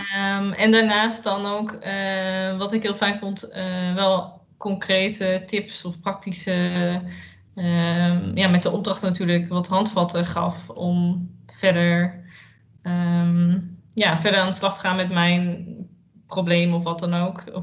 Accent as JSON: {"language": "Dutch", "region": "Utrecht", "country": "Netherlands", "said": "Eh, ik ben 30 jaar en ik kom uit Utrecht."}